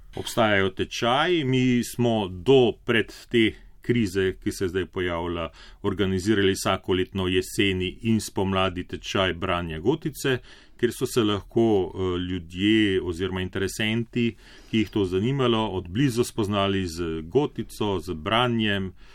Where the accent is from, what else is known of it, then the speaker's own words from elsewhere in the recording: Gornja Bistrica, Mura, Slovenia; also born or lived in Murska Sobota; Rojen sem bil v Murski soboti, svoje otroštvo sem preživel na Gorni Bistrici, to je ena majhna vasica ob reki Muri.